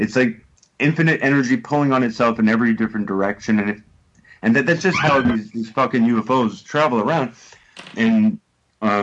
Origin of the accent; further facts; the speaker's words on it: Montreal, Quebec, Canada; moved away as an adult; now in United Kingdom; I'm from Montreal